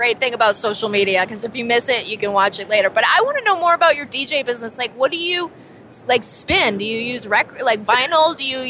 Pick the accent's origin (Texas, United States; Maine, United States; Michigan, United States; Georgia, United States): Maine, United States; Portland; also born or lived in Brooklyn, New York; I'm from Brooklyn, but I grew up in Portland, Maine